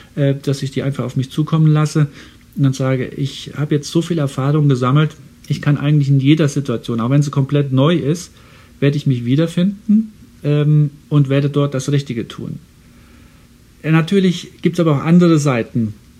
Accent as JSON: {"language": "German", "region": "Saarland", "country": "Germany", "tie": "born or raised there", "moved": "yes", "lives_now": "Houston, United States", "said": "ich komme ja aus dem Saarland und das Saarland war, als ich ein kleiner Junge war, ein Tieffluggebiet"}